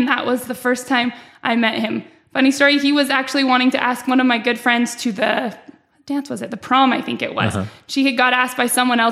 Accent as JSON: {"language": "English", "town": "American Fork", "region": "Utah", "country": "United States", "tie": "born or raised there", "said": "I was born here in American Fork"}